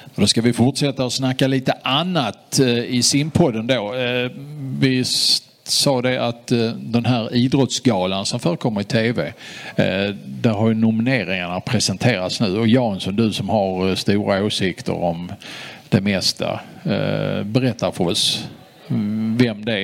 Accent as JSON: {"language": "Swedish", "country": "Sweden", "said": "Vi som är svenskar"}